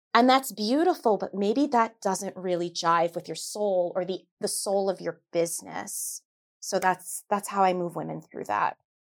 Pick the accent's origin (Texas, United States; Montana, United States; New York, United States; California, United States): New York, United States; I'm a New Yorker